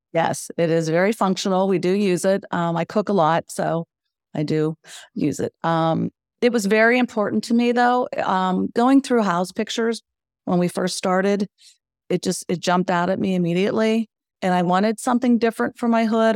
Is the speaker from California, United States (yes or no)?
no; Western Pennsylvania, United States; moved away as an adult; now in Wilmington, United States; So we are from Western Pennsylvania, which um, tends to have long winters.